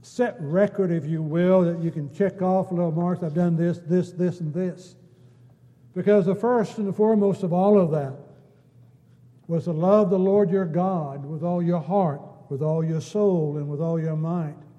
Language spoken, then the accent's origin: English; United States; we're American citizens